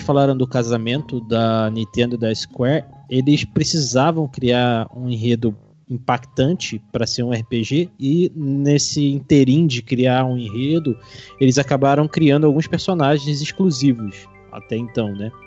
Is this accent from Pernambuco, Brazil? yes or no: no; Rio de Janeiro, Brazil; moved away; eu sou lá do Rio de Janeiro